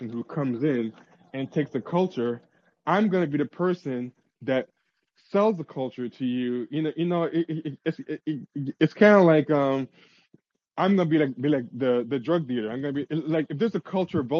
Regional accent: New York City, New York, United States; I'm from Queens. We don't have that there.

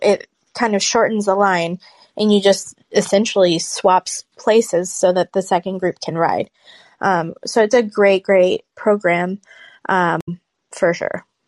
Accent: Florida, United States; I grew up in Florida

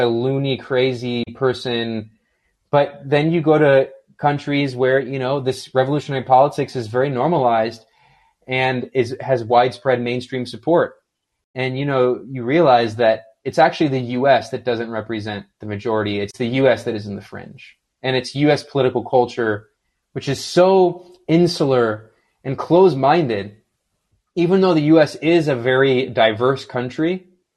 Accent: United States; I was born and raised in the United States

